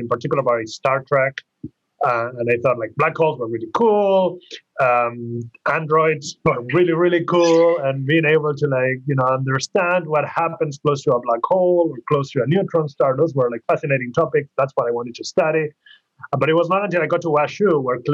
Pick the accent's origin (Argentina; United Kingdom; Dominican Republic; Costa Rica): Argentina; moved away as an adult; now in United States; I grew up in Argentina. I went to school there. I started university there